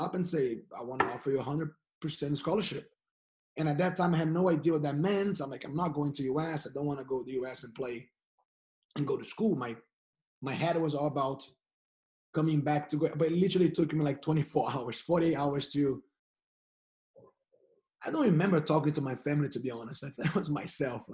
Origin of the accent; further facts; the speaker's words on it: Niterói, Rio de Janeiro, Brazil; English is a second language; now in United States; So I'm originally from Niterói, which is a city in the regionary state. Niterói is part of the metropolis area of Rio